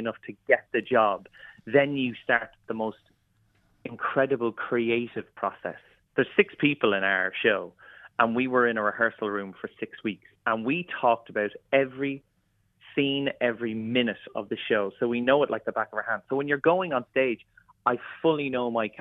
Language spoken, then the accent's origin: English; Kilmessan, County Meath, Ireland; moved away; my local village in Kilmessan